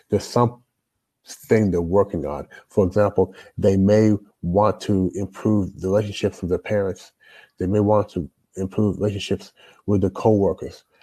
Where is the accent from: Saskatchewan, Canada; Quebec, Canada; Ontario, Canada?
Ontario, Canada; Toronto; now in United States; I'm a Canadian born Jamaican.